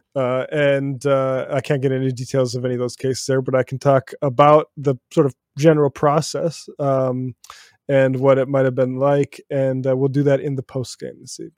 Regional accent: New York City, New York, United States; I'm from Brooklyn

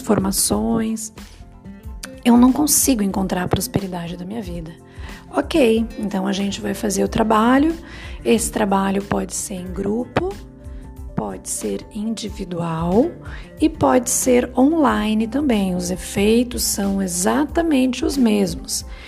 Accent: Brazil; a gente como brasileiro

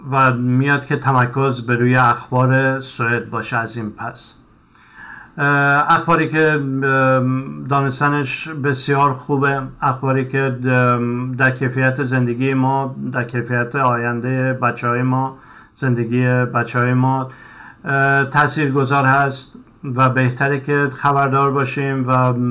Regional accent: Iran; moved away as an adult; حالا بنا به دلایلی ما از ایران اومدیم به دنبال یه زندگی بهتر

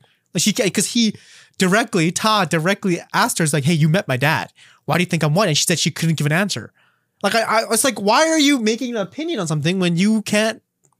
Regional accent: Canada; I'd be like, okay, well, technically speaking, I have a Canadian citizenship. Like, I'm Canadian.

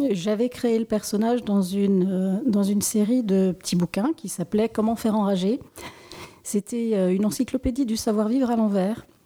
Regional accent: Strasbourg, Grand Est, France; Suis née à la Roberto.

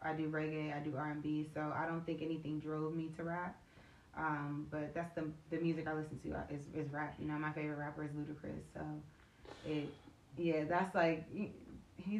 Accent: United States; also born or lived in Chicago, Illinois / Montgomery County, Maryland / Charles County, Maryland / Washington, D.C.; now in Prince George's County, Maryland, United States; I'm originally from Chicago. I've grown up in the DMV area. Like, I've lived in Montgomery County, Charles County, D.C., so I live in PG right now. But Chicago's my hometown

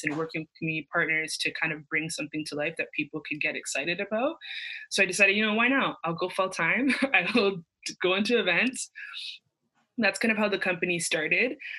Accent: Mississauga, Ontario, Canada; I'm from Mississauga, Ontario

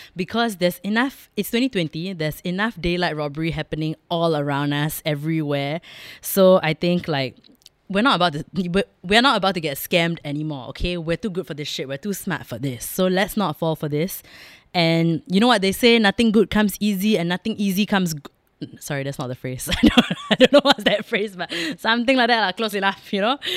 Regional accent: Singapore; being Singaporean, Indian, and growing up here my whole life

